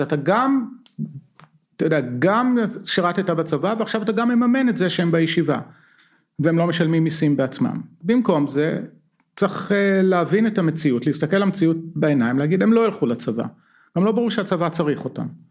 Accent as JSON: {"language": "Hebrew", "country": "Israel", "tie": "born or raised there", "moved": "as an adult", "lives_now": "California, United States"}